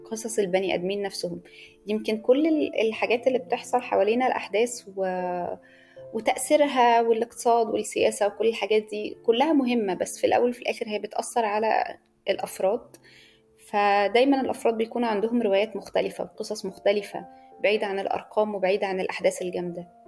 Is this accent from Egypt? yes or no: yes; Egypt; انا صحفيه مصريه